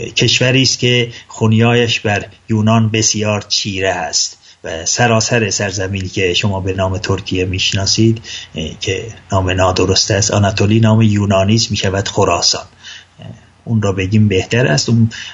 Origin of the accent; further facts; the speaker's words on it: Ardabil, Ardabil Province, Iran; من اردبیلی هستم به زبان اردبیلی هم گفتگو میکنم